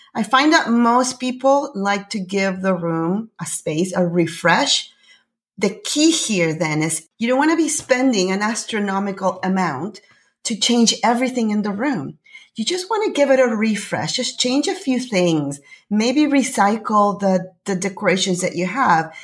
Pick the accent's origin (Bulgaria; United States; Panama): Panama; now in Canada; I'm originally from Panama. I live in Canada.